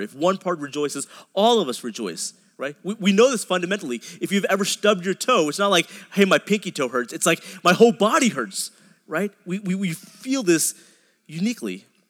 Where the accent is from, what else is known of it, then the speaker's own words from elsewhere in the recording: a suburb outside of Dallas, Texas, United States; I grew up in a suburb outside of Dallas